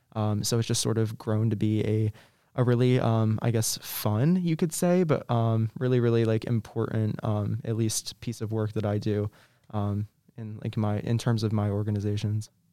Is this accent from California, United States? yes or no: no; Virginia Beach, Virginia, United States; I'm from Virginia originally. Um, I'm from Virginia Beach, actually